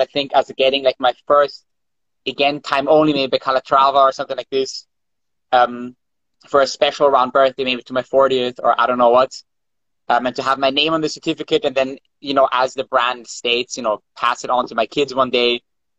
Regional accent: Vienna, Austria; yes, I'm from Vienna as well. We live in Vienna.

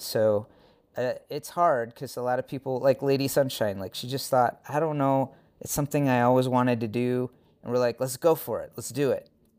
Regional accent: Washington, United States; from Washington State originally. So West Coast, West Coast.

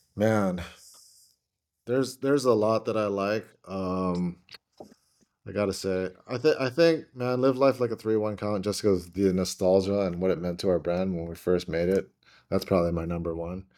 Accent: Hawaii, United States; moved away as an adult; also born or lived in Oregon; I'm from Hawaii

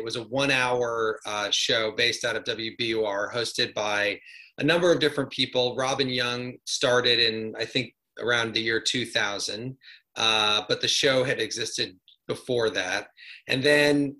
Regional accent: Midwest, United States; moved away; I grew up in the Midwest

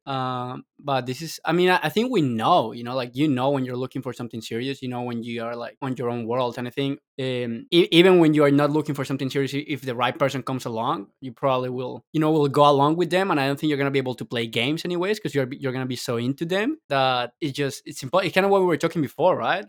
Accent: Colombia; I'm from Colombia

